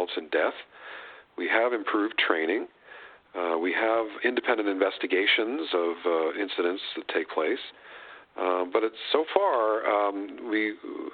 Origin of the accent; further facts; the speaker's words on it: New England, United States; moved away; I grew up in New England